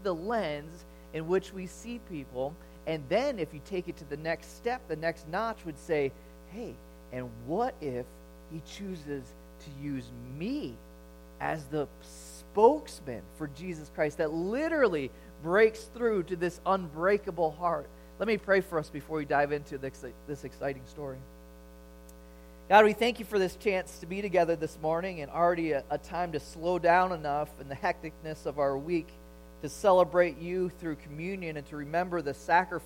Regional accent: Chicago, Illinois, United States; growing up in Chicago during the Jordan era

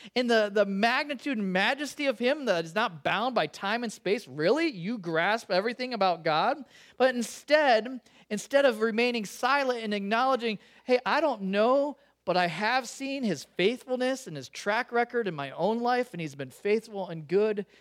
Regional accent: Chicago, Illinois, United States; now in California, United States; growing up in Chicago

